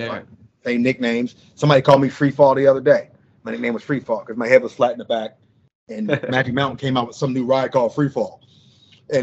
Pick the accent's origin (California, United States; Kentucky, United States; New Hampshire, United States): California, United States; Santa Monica; growing up in Santa Monica